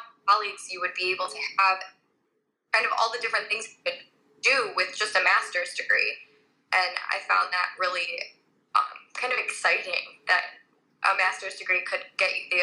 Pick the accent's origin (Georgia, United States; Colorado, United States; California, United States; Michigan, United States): Michigan, United States; Southeast; I grew up in Southeast Michigan.